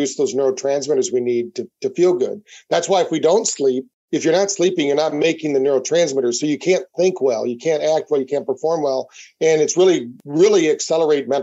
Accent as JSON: {"language": "English", "town": "Battle Creek", "region": "Michigan", "country": "United States", "tie": "born or raised there", "said": "we grew up in Battle Creek, Michigan"}